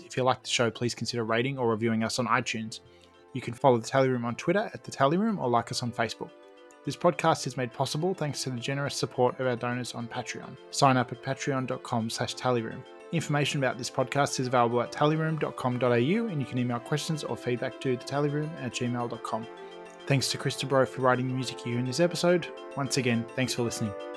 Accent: Australia

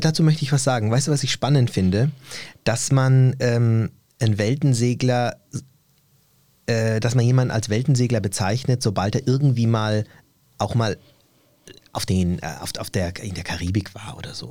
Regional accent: Germany; also born or lived in Turkey (ancestry, summer holidays); ich hier zu Hause bin in Deutschland. Ich bin hier geboren, ich lebe hier ja.

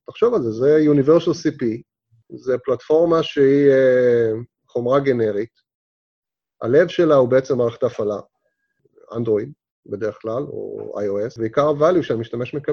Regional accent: Israel; לנו כישראלים זה כאילו מובן מאליו, זה ב-DNA שלנו

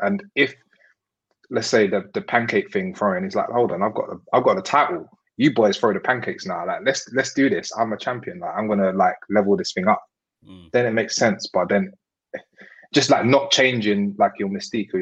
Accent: United Kingdom; as a British fan of wrestling, especially as a black man

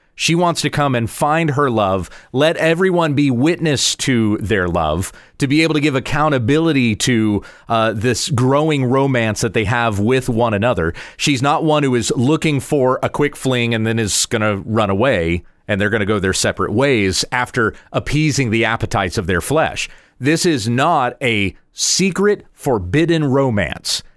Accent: United States; as English-speaking Americans or as Western world thinkers

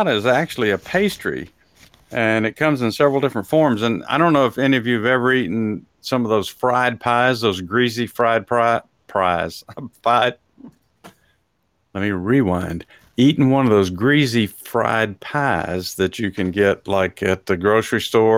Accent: Texas, United States; now in Atlanta, United States; I was raised in Texas, so we had some real authentic food, Mexican food there.

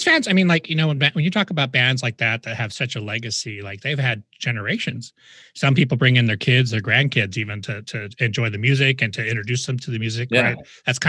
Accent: Huntington Beach, California, United States; moved away as an adult; now in Las Vegas, United States; I grew up in Huntington Beach, and I left to come out to Vegas in 88.

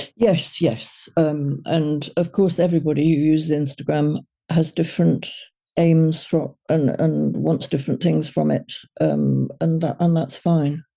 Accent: Liverpool, North West England, United Kingdom; they were from Liverpool, and so was

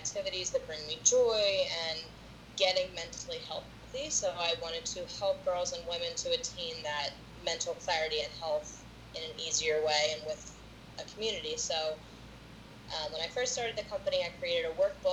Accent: United States; also born or lived in Plymouth Meeting, Pennsylvania; I am from Pawtucket. Well, my family's from Plymouth Meeting. I'm from Pawtucket.

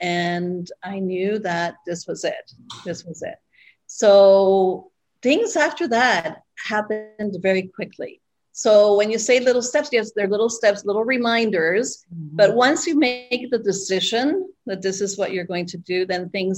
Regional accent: Spain; also born or lived in Costa Rica; I was born here, and my father was Canadian and he worked for the airlines. And at 6 weeks, I took my first flight, and we moved to Spain. So we never lived. I never lived in Costa Rica.

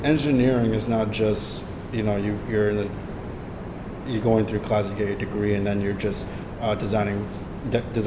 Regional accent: New York City, New York, United States; I was born and raised in the Bronx, and I grew up in New York City

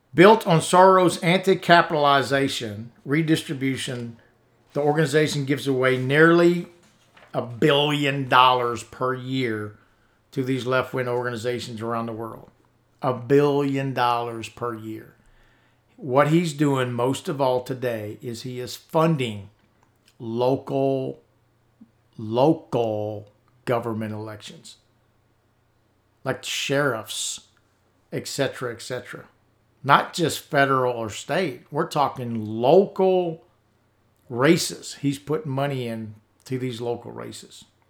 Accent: United States; As American veterans

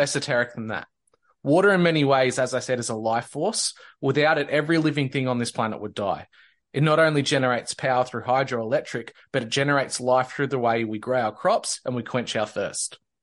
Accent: Victoria, Australia; near the border of New South Wales and Victoria, my home state

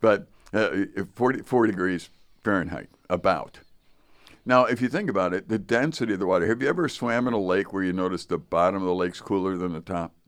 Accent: Chicago, Illinois, United States; moved away; I grew up in Chicago

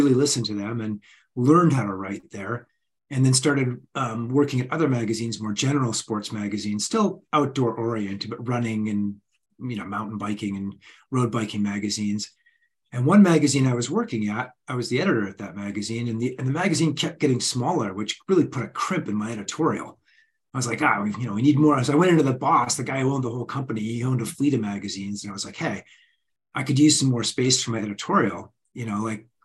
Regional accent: Canmore, Alberta, Canada; I'm the kid from Canmore, Alberta.

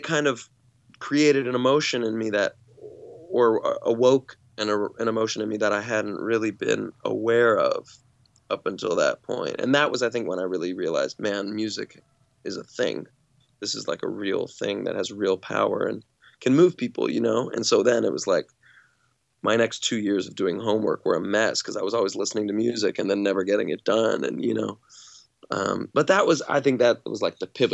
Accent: Alabama, United States; also born or lived in California; when I moved from California to Alabama as a 6-year-old

